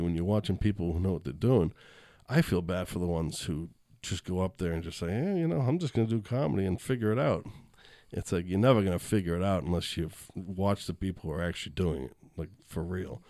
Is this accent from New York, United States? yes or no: no; Boston, Massachusetts, United States; moved away; I'm from Boston